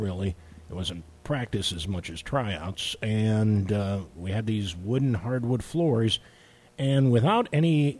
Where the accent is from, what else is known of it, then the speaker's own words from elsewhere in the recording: Chicago, Illinois, United States; moved away; growing up in Chicago